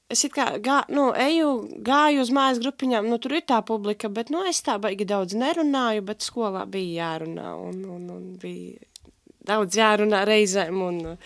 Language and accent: Latvian; Alūksne, Alūksne Municipality, Latvia; accent: Alūksne accent; moved away as an adult; now in Riga, Latvia; es esmu no Alūksnes. Tagad vairāk kā pusotru gadu esmu rīdzinieci ar uh, jā, skaisto mīlīgo Alūksnes akcentu